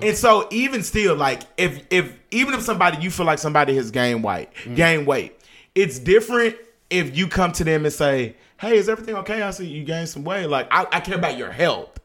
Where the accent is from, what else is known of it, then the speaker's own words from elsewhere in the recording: Dallas, Texas, United States; I am still throwing up Oak Cliff, Texas